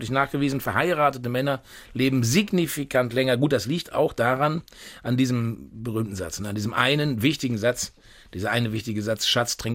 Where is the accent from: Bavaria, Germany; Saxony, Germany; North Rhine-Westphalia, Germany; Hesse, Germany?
North Rhine-Westphalia, Germany; Unna; Und das äh, alte Dorf, wo ich geboren bin, das war Unna Stockum. Also da hatten wirklich 400 Einwohner. Und äh, ja, und ich bin also mit selber kochen groß geworden, mit Spiegeleier essen während der Woche